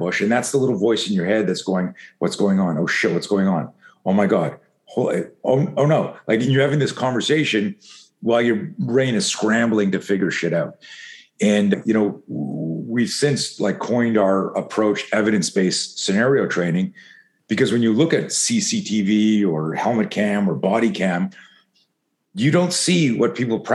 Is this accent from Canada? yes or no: yes; East Coast, Canada; I grew up in Canada.